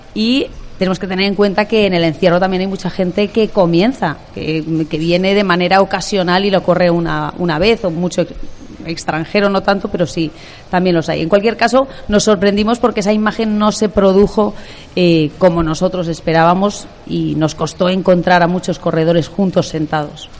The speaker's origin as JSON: {"language": "Spanish", "town": "Ávila", "region": "Castile and León", "country": "Spain", "said": "yo soy castellana, yo soy de Ávila"}